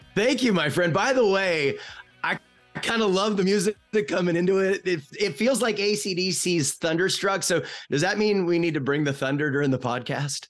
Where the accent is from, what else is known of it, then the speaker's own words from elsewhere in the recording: Bellevue, Washington, United States; moved away as an adult; also born or lived in Seattle / Boise / Miami / Boston; we grew up in Bellevue in this place called Bridal Trails